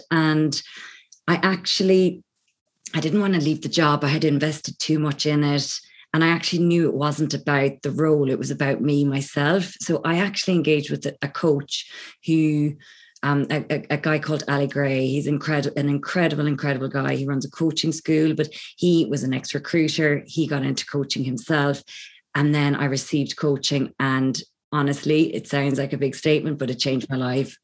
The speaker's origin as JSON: {"language": "English", "country": "Ireland", "also_born_or_lived": "London", "accent": "Irish", "said": "I'm Irish, as you may pick up from my accent. I'm currently based in Ireland, but I was actually in London for about 14 years"}